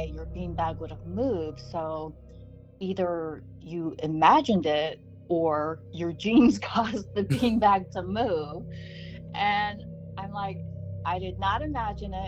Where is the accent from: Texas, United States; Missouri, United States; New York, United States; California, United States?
California, United States; Sacramento; also born or lived in Spain; a house that I grew up in Sacramento